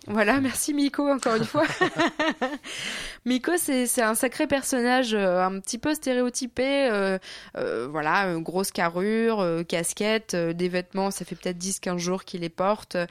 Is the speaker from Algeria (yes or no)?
no; France; j'aime toujours revenir en France parce qu'évidemment, j'y ai toutes mes attaches, ma famille